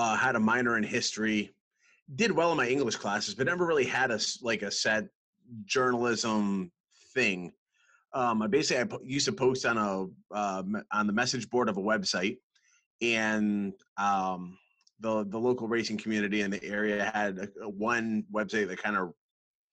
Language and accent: English; Western Massachusetts, United States; now in North Carolina, United States; I grew up in Western Massachusetts